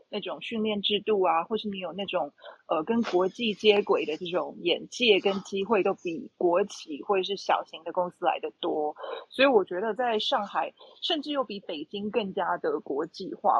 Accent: Taipei, Taiwan; moved away as an adult; also born or lived in Beijing, China / Shanghai, China; 我此刻是在台北，就是我的，我的故乡 台北

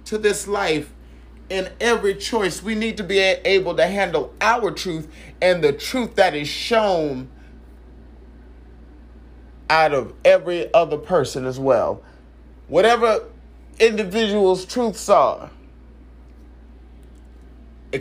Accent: San Francisco, California, United States; I came from San Francisco, and San Francisco, California

